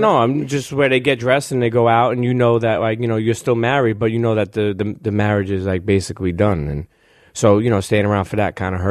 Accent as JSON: {"language": "English", "town": "Brooklyn", "region": "New York", "country": "United States", "said": "I come from Brooklyn"}